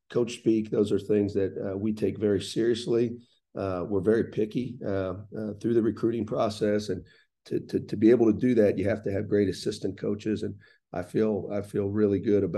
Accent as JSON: {"language": "English", "town": "Columbus", "region": "Ohio", "country": "United States", "tie": "born or raised there", "moved": "as an adult", "lives_now": "Bloomington, United States", "said": "I was born and raised in Columbus, Ohio"}